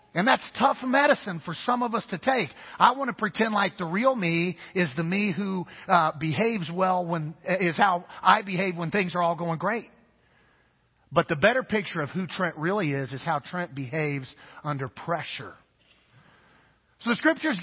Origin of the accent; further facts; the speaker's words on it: Kansas, United States; I'm from the Midwest. So grew up in an area of the country called Tornado Alley.